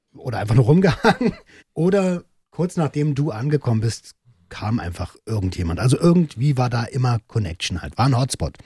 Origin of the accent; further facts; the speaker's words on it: Velten, Brandenburg, Germany; ich bin in Felten aufgewachsen, in Brandenburg